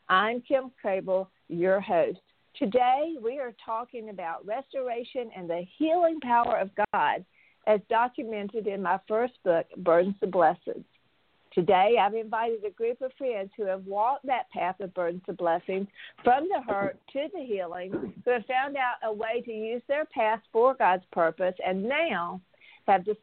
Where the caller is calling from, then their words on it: Phoenix, Maryland, United States; calling from Phoenix, Maryland.